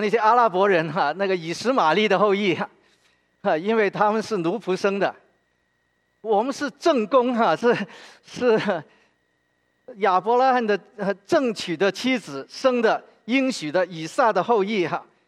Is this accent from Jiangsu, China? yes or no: no; Guangzhou, Guangdong, China; now in Philadelphia, United States; 我是广州人